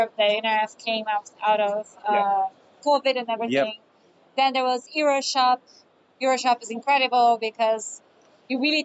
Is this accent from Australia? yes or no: no; Brazil; now in Lisbon, Portugal; come from Brazil. I'm from a colonized country